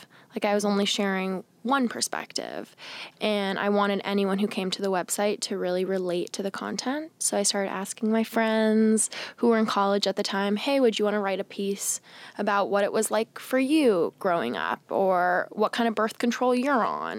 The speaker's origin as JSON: {"language": "English", "town": "Seattle", "region": "Washington", "country": "United States", "tie": "born or raised there", "moved": "yes", "lives_now": "New York City, United States", "said": "I grew up in Seattle, like I said, in a house full of boys in a conservative Catholic family"}